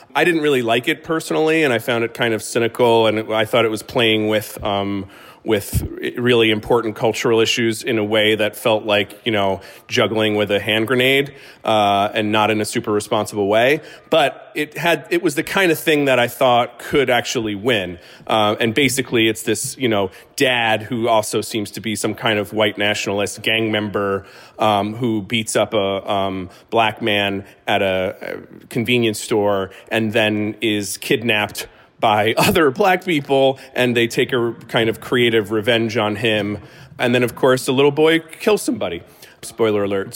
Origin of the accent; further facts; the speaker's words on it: United States; as an American